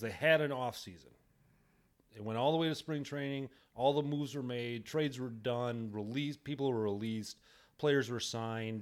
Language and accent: English; Wisconsin, United States; We're both from Wisconsin